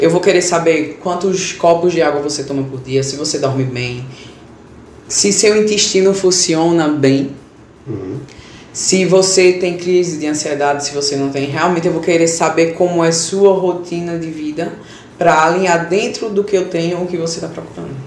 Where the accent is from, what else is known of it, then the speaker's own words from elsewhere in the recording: Bezerros, Pernambuco, Brazil; Sou da cidade de Bezerros